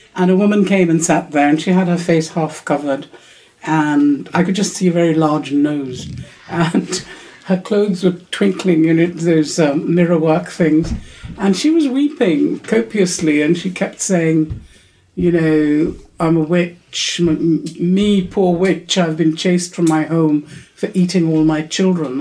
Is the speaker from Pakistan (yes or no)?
yes; Pakistan; where I grew up in Pakistan, which is very um, urban and, and, you know, quite westernized